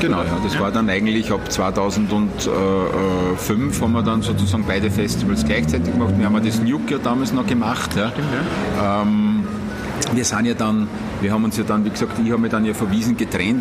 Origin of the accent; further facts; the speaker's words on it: area around Wiener Neustadt, Lower Austria, Austria; Ich bin 15 Minuten weg von Wiener Neustadt, das heißt, ich bin in der Gegend aufgewachsen